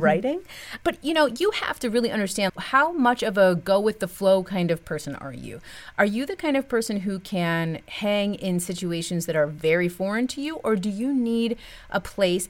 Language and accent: English; United States; moved away as an adult; As an American, I've had a lot of experiences abroad that are specifically American experiences